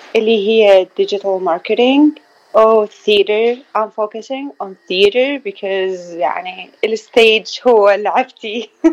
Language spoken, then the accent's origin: Arabic; Baghdad, Baghdad Governorate, Iraq; also born or lived in Florida, United States; now in Phoenix, United States; من العراق من بغداد